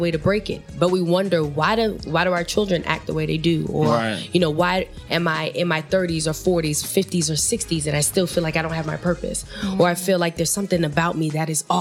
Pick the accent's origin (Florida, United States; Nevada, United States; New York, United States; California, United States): New York, United States; New York City; I grew up in the Bronx, a young girl from the Bronx.